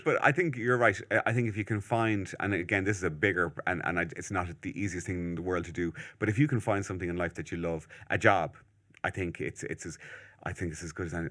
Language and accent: English; Malahide, Leinster, Ireland; where I'm from Malahide